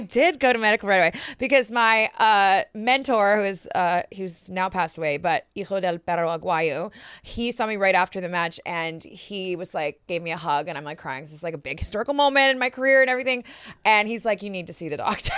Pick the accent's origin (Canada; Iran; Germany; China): Canada; moved away as an adult; also born or lived in Mexico City, Mexico; being Canadian